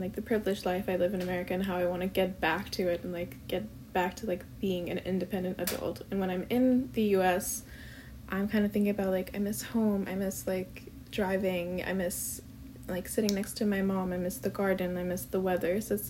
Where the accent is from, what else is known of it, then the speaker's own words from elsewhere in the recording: Pakistan; moved away as an adult; now in United States; I'm from Pakistan. I grew up there, and I came to the US like for my bachelor's degree.